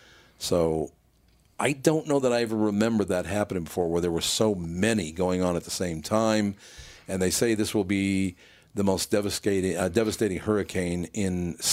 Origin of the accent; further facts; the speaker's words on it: New York, United States; I'm a New Yorker who actually earned my money.